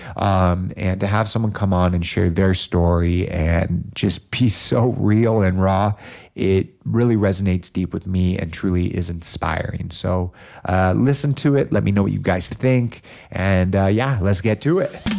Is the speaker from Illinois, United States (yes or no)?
no; Los Angeles, California, United States; growing up in Los Angeles, California